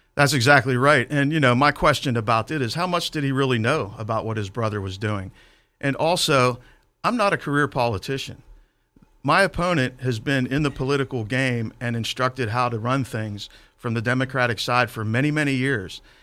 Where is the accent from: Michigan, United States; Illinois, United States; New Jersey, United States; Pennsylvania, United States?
Pennsylvania, United States; Clairton; I grew up in Clareton. Uh, we moved there when I was six